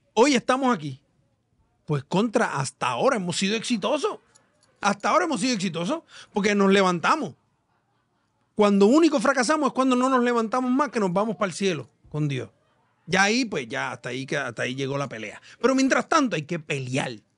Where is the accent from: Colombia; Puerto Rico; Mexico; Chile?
Puerto Rico; nuestra isla